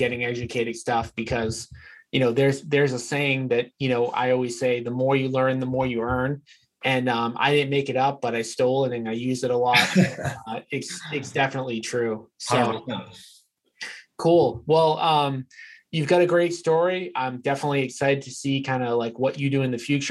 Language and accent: English; Revere, Massachusetts, United States; I grew up in Revere, which, some of my listeners might know where it is, but it's basically just an area outside of Boston.